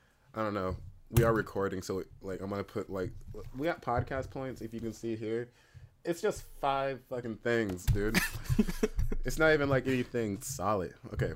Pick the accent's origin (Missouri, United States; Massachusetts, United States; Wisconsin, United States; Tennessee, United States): Tennessee, United States; from Tennessee.